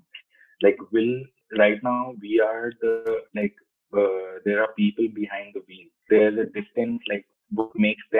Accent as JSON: {"language": "English", "country": "India", "tie": "born or raised there", "also_born_or_lived": "Italy / Delhi region", "moved": "as an adult", "lives_now": "United States", "said": "I was born and brought up in India, and I moved to like different countries. Like I stayed in Italy and I stayed in US, United States."}